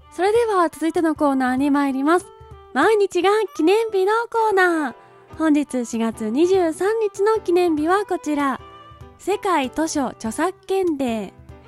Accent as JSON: {"language": "Japanese", "region": "Kanagawa", "country": "Japan", "tie": "born or raised there", "said": "私の地元神奈川県の地"}